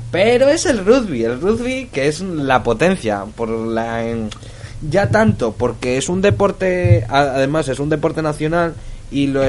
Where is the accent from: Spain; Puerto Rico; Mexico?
Spain; que los españoles por fin ganamos los All Blacks